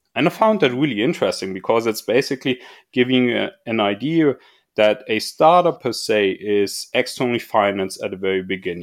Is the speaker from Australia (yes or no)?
no; Munich, Bavaria, Germany; I was growing up in Munich and or close by Munich at least